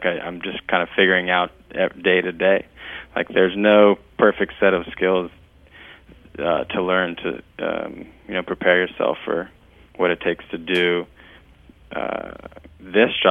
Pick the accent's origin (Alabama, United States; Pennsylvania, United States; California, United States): California, United States; Winters; also born or lived in San Luis Obispo, California / Washington, D.C. / Greece; now in Sonoma, United States; I grew up in Winters, California